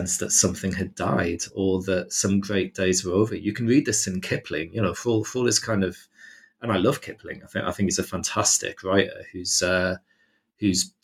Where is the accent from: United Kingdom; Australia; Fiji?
United Kingdom; as a British person